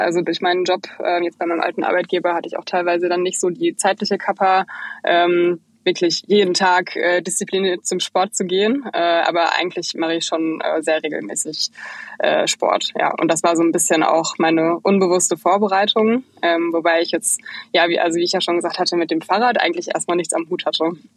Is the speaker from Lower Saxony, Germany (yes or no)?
no; Bochum, North Rhine-Westphalia, Germany; moved away as an adult; now in Berlin, Germany; Ich bin eigentlich aus dem Ruhrpott, genauso wie ihr. Ich komme eigentlich aus Bochum